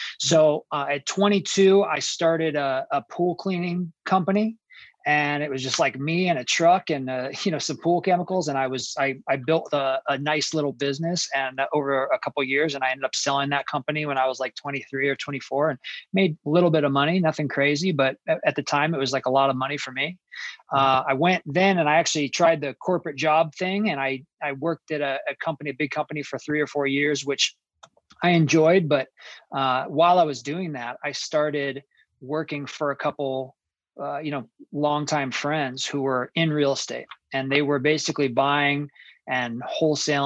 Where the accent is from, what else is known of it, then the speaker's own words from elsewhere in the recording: Phoenix, Arizona, United States; I grew up in Phoenix, Arizona